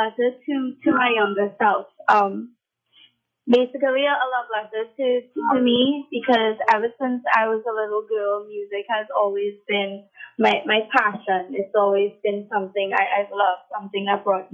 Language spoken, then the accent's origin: English; Trinidad & Tobago; I love my Trinidadian culture. I have sung Calypso when I was a kid. I won two competitions in my school